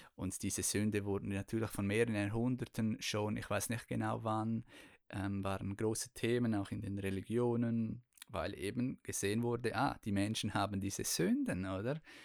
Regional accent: Chur, Graubünden, Switzerland; ich bin ja in Kur aufgewachsen

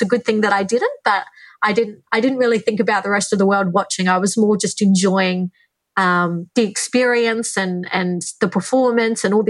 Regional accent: Australia; I am from Australia

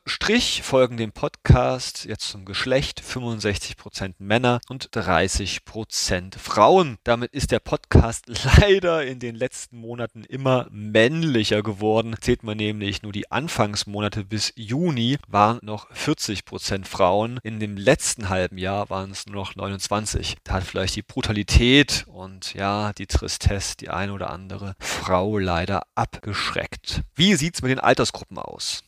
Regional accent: Thuringia, Germany; moved away; Meine alte Heimat Thüringen

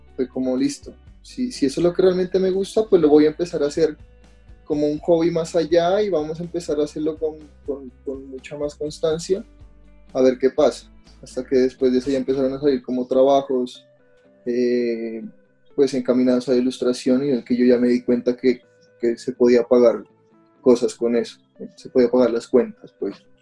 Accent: Pasto, Nariño, Colombia; now in Bogotá, Colombia; mi ciudad natal, digámoslo así, de, Pasto

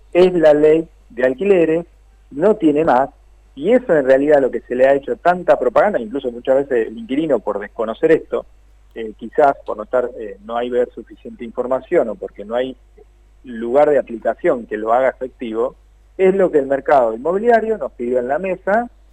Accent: Tandil, Buenos Aires Province, Argentina; en Tandil, de donde soy yo

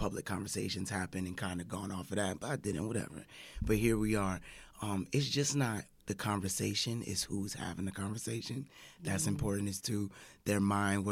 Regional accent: Central Florida, United States; I grew up in Central Florida

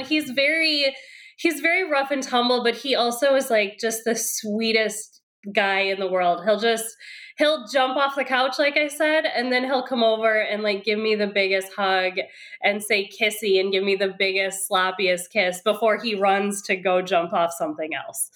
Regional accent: Wisconsin, United States; moved away as an adult; now in Brooklyn, United States; I'm originally from Wisconsin. That's where I grew up

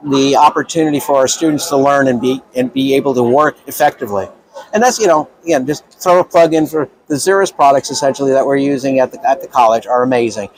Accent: New York City, New York, United States; I'm from Brooklyn

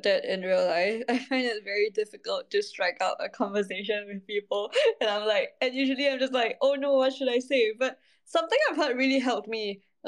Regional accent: Singapore; I'm all the way from Asia in Singapore

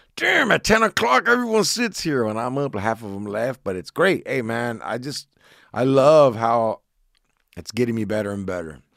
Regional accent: Orange, California, United States; I grew up in Orange County, Southern California.

